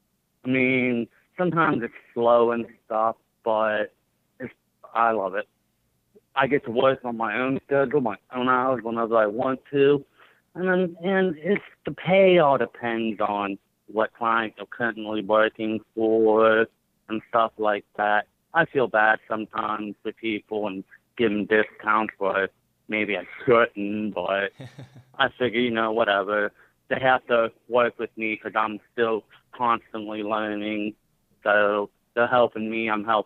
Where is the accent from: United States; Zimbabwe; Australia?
United States; Greene County, Pennsylvania; I grew up in Green County, Pennsylvania.